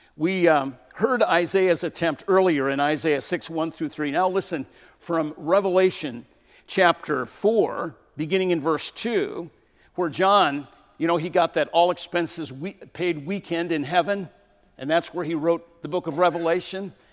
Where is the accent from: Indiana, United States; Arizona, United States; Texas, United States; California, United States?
California, United States; moved away; also born or lived in Portland; I grew up in California